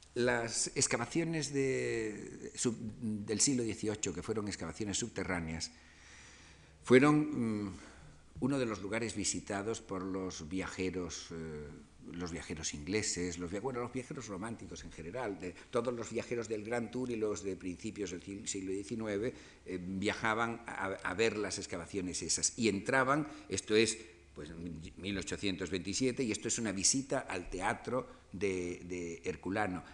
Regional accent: Spain; nosotros como españoles

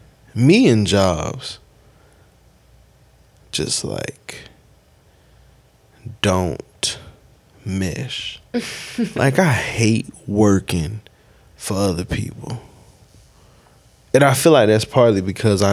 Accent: Spartanburg, South Carolina, United States; I'm from Spartanburg, South Carolina. First state to secede from the Union.

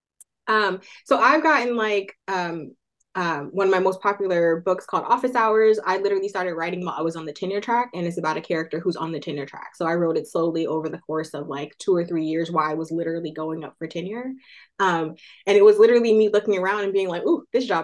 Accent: Oakland, California, United States; Oakland, California, which is my hometown

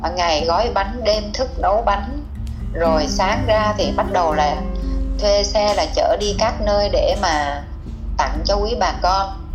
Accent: Vietnam

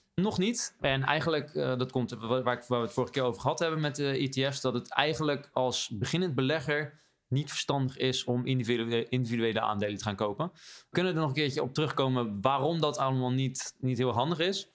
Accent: Rotterdam, South Holland, Netherlands; als Rotterdammer

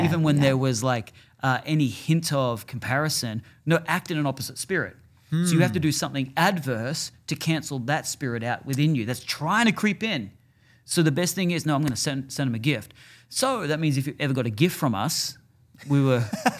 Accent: Australia; moved away; Yeah, I'm from Australia. I'm from warm climates.

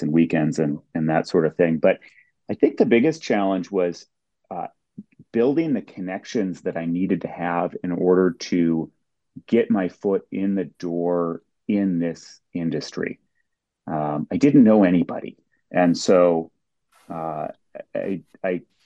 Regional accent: Minneapolis–Saint Paul, Minnesota, United States; I grew up in the Twin Cities

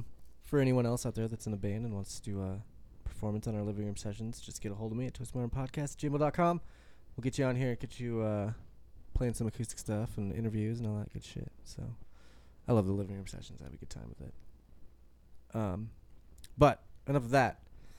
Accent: Loveland, United States; that's where I'm from. I'm from Loveland

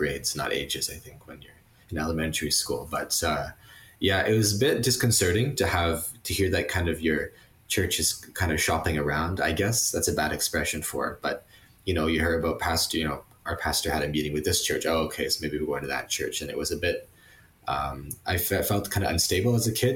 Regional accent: Vineland, Ontario, Canada; also born or lived in Grimsby, Ontario; I was born and raised in Niagara. I lived in Grimsby, then Vineland, my whole life.

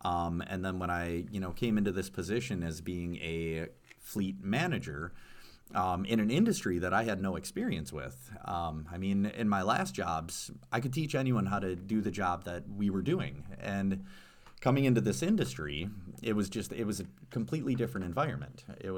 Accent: Stevens Point, Wisconsin, United States; Because I grew up in Stevens Point, actually, and I still remember going, taking the mountain bikes out on the Green Circle Trail.

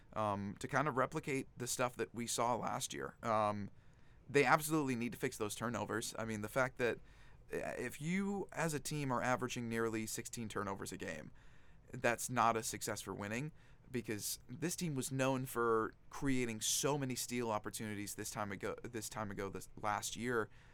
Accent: Raleigh, North Carolina, United States; my hometown of Raleigh, North Carolina

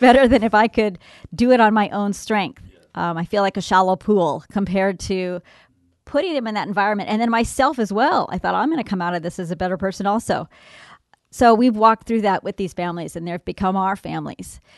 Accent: Southern California, United States; I grew up in Southern California

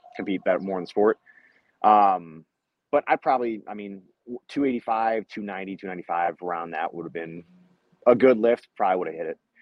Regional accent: Cleveland, Ohio, United States; I am from Cleveland, Ohio.

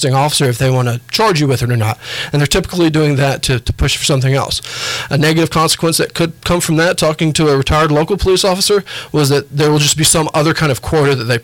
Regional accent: Warner Robins, Georgia, United States; also born or lived in New York; now in Huntsville, United States; I grew up in Warner Robins, Georgia, which is an Air Force town.

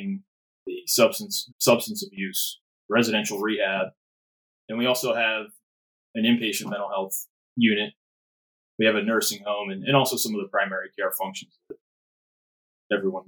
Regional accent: Burlington County, New Jersey, United States; moved away as an adult; also born or lived in Fort Lewis, Washington / Coatesville, Pennsylvania; I grew up in Jersey, Burlington County, not too far from where you guys are located

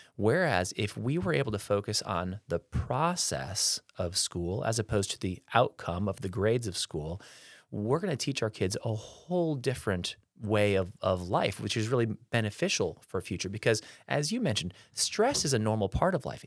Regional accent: Peoria, Illinois, United States; also born or lived in Florida / Baltimore, Maryland; I'm a local kiddo here, uh, born and raised in the Peoria area

